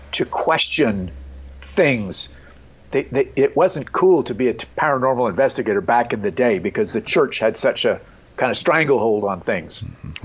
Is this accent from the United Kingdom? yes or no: no; Montreal, Quebec, Canada; growing up in Montreal, Canada